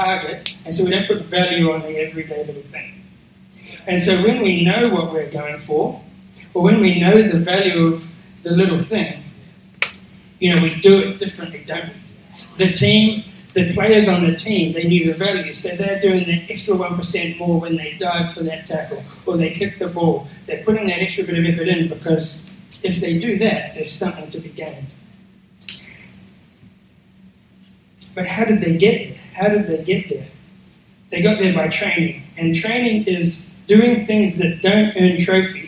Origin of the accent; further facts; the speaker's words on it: New Zealand; now in Australia; I'm a Kiwi